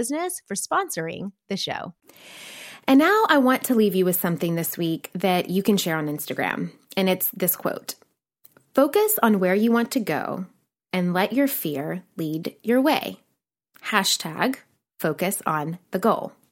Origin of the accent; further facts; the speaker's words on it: Nashville, Tennessee, United States; moved away as an adult; also born or lived in New York City; I'm a girl from Nashville, Tennessee